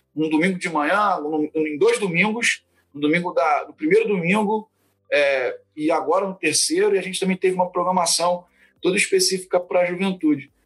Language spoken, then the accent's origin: Portuguese; Fluminense, Rio de Janeiro, Brazil; moved away as an adult; also born or lived in São João de Meriti / Barra da Tijuca; now in Cachoeiro de Itapemirim, Brazil; eu sou fluminense aí, né, da Convenção Batista Fluminense de origem